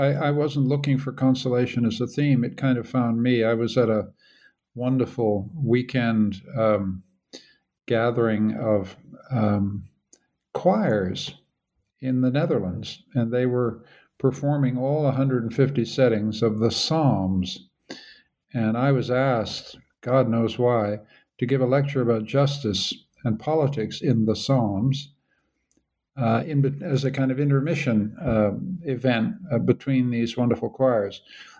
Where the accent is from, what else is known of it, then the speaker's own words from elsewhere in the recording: Canada; Well, Caleb, I'm a Canadian.